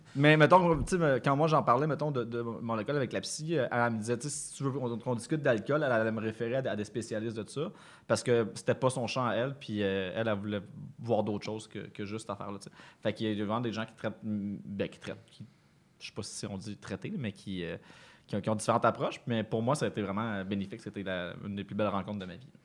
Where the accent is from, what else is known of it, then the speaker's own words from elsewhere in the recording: Granby, Quebec, Canada; quand j'étais jeune, là, à Granby